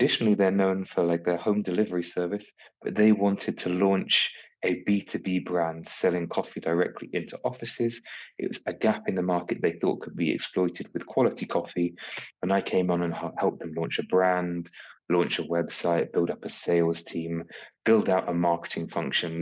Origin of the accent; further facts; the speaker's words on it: United Kingdom; being British